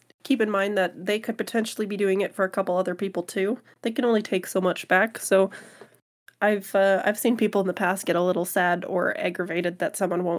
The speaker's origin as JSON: {"language": "English", "country": "Canada", "said": "but the discount as a Canadian, kind of worth it, in my opinion"}